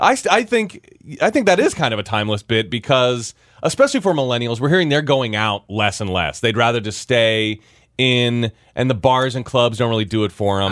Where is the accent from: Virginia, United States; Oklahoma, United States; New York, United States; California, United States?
Virginia, United States; as a kid growing up in Virginia